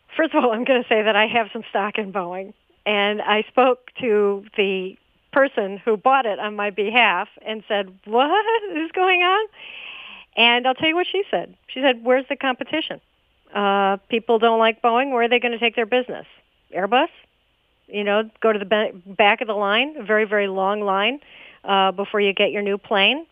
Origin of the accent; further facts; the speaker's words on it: Chicago, Illinois, United States; I grew up in Chicago